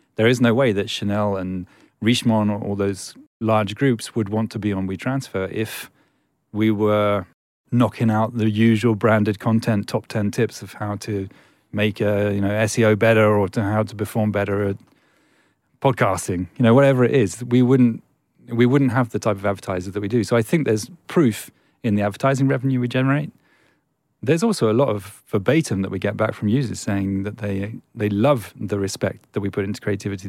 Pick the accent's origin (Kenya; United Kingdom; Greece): United Kingdom; England; I'm English